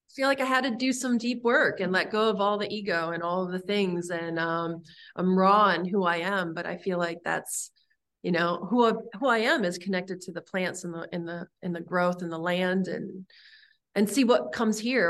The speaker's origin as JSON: {"language": "English", "town": "Santa Monica", "region": "California", "country": "United States", "tie": "born or raised there", "also_born_or_lived": "Los Angeles", "moved": "as an adult", "lives_now": "Michigan, United States", "said": "I was born in Santa Monica"}